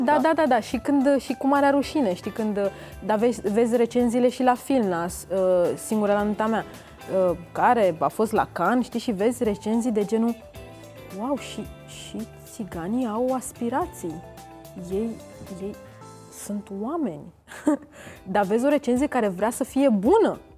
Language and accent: Romanian; Romania; eu am uh, am crescut în țara asta